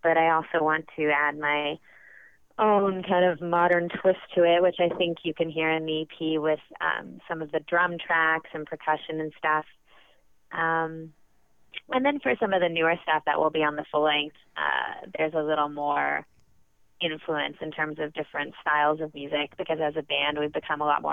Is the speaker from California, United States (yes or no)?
yes; Bay Area, right outside San Francisco, California, United States; moved away as an adult; also born or lived in Brooklyn, New York; now in New York, United States; I was born and raised in the Bay Area, right outside San Francisco, but I moved to New York for college